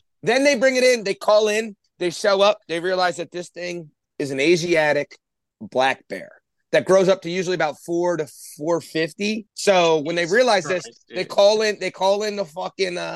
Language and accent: English; Norristown, Pennsylvania, United States; I grew up right outside the Norristown Zoo